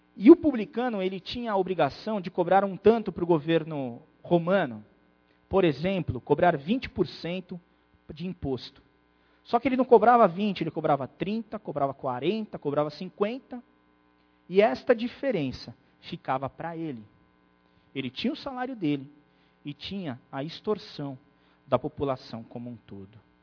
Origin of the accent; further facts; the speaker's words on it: Brazil; nós brasileiros